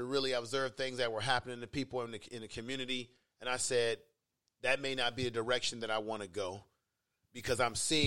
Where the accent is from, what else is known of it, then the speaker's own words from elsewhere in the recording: San Francisco, California, United States; also born or lived in Baltimore; I grew up in the Fillmore area